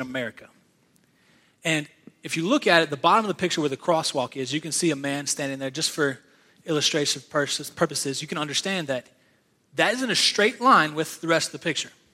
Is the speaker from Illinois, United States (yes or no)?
no; Virginia, United States; now in South Carolina, United States; I was born and raised in Virginia. Now I live in South Carolina